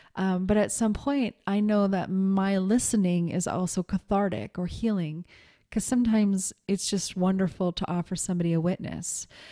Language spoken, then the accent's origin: English; Montana, United States; moved away; also born or lived in New York City / Seattle; growing up in Montana